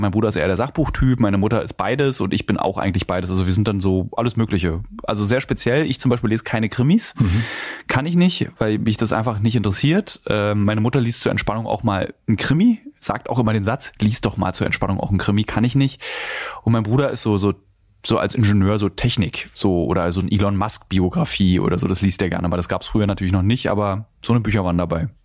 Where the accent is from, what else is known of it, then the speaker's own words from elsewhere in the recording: Berlin, Germany; ich als Berliner habe natürlich einen enormen Vorteil gegenüber den vielen anderen und ihrem Verhältnis zu den Eltern. Wir konnten uns nie entfremden. Meine Eltern und ich, wir haben seit meiner Geburt im Radius von zehn Minuten öffentliches Verkehrsmittel und 20 Minuten Laufen gewohnt